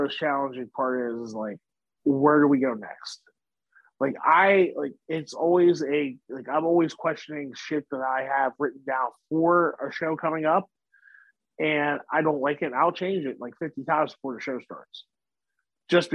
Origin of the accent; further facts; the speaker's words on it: Wheeling, West Virginia, United States; Wheeling, West Virginia, my hometown